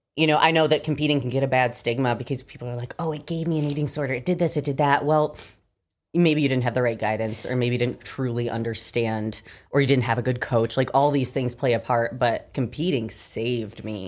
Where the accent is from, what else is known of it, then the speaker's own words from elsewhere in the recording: Michigan, United States; moved away; I'm from Michigan originally.